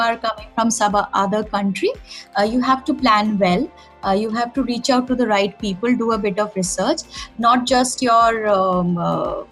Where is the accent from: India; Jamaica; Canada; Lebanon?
India; being an Indian